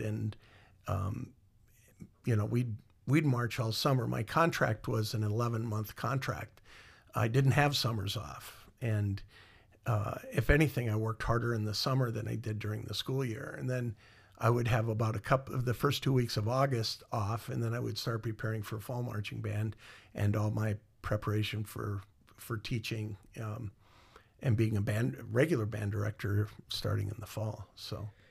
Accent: Iowa, United States; moved away; also born or lived in Minnesota; I grew up in Iowa

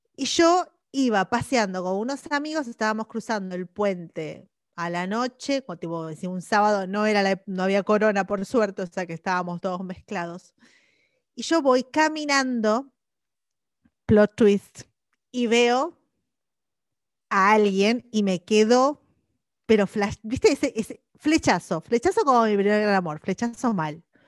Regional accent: Argentina; moved away as an adult; yo me fui de Argentina bastante pendeja

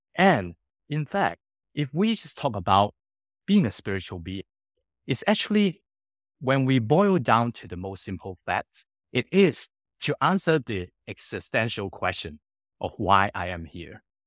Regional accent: Hong Kong; moved away as an adult; also born or lived in United Kingdom / Singapore / Sydney, Australia; I born and grew up in Hong Kong for the first nineteen years of my life

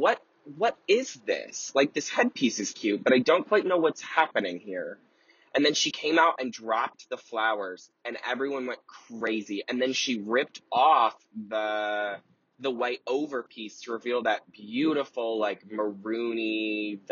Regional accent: Cleveland, Ohio, United States; moved away; I grew up in Cleveland, Ohio

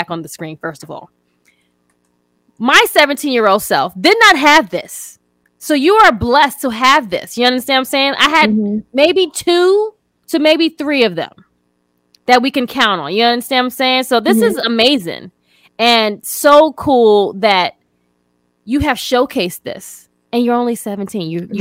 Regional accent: New York, United States; where I'm from New York

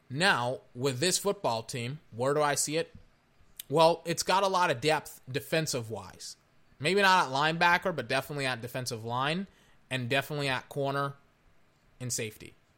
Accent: Texas, United States; I'm from Texas

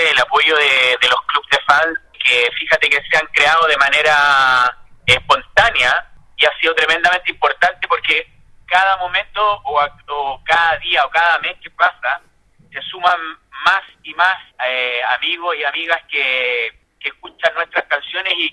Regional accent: Santiago, Santiago Metropolitan Region, Chile; Nosotros somos de acá de Santiago, específicamente de, la comuna de Recoleta, una comuna eh, bastante antigua, de gente muy adulta, y de mucha música también

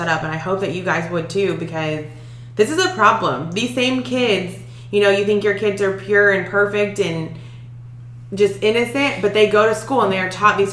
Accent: Texas, United States; growing up in Texas

